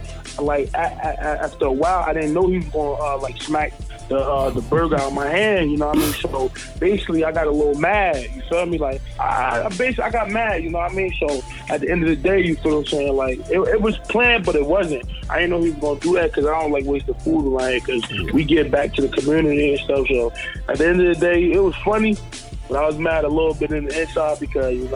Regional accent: Irvington, New Jersey, United States; I'm from Irvington, New Jersey. I grew up there my whole life

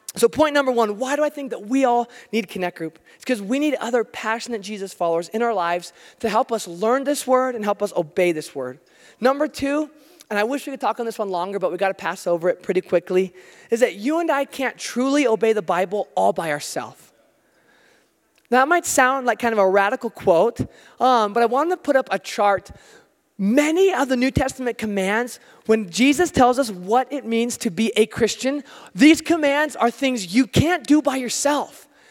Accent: United States; I'm American

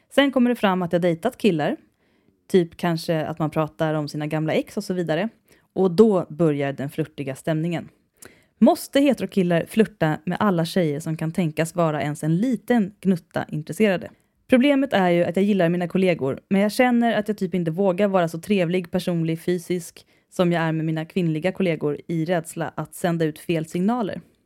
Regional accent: Värmdö, Stockholm County, Sweden; accent: släpiga stockholmskan (drawling Stockholm); jag tror det är min grunddialekt. Jag är ju från Värmdö, va? Och där pratar man lite som Mona Sahlin. Och det är den här släpiga stockholmskan

